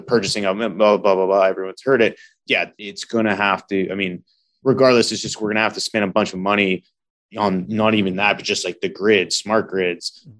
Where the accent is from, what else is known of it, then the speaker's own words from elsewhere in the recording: British Columbia, Canada; I grew up in British Columbia